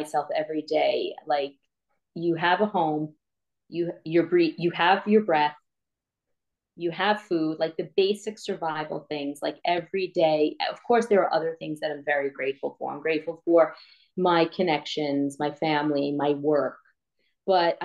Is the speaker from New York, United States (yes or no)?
yes; New York, United States; I'm from New York and I can't pronounce my H's